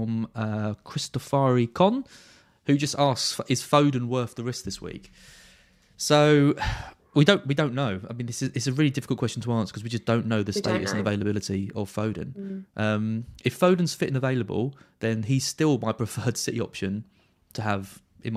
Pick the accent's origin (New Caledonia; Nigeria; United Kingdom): United Kingdom; Essex, East of England; I'm from Essex